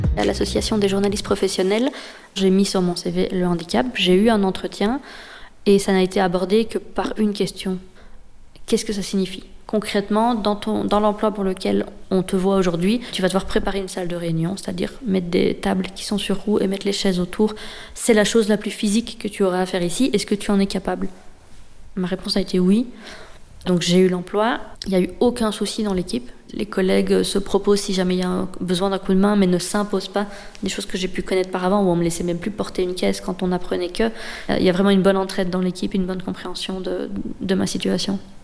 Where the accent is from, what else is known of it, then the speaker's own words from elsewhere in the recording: Liège, Wallonia, Belgium; also born or lived in Brussels; je viens de Liège